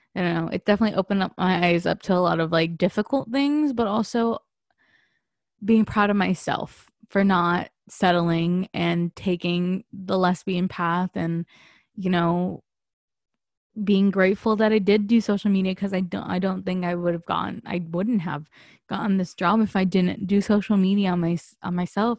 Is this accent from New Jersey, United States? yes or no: no; San Diego, California, United States; moved away as an adult; I moved away from San Diego